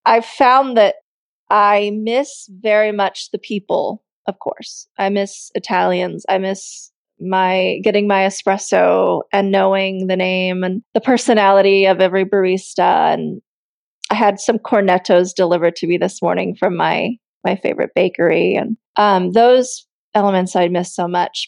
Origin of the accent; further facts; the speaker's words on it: United States; now in Italy; my husband is french i'm american and we're in Italy